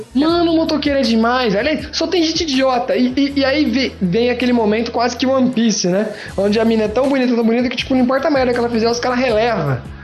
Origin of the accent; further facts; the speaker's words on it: Brazil; como brasileiro